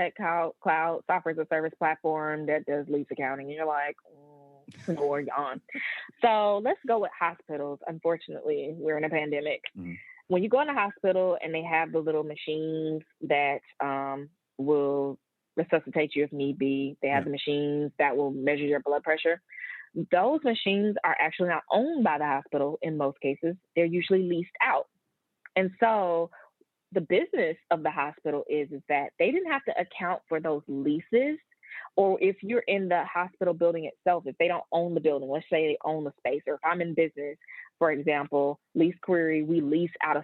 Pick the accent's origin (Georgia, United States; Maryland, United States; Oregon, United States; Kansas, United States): Georgia, United States; Atlanta; I am from Atlanta, Georgia, born and raised, and I'm one of the few still here.